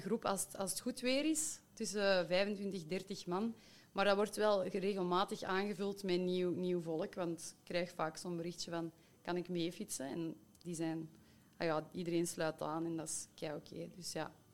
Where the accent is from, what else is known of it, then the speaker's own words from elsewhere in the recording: Schoten, Soersel, Flanders, Belgium; in mijn geboortedorp Soersel Café Fringale.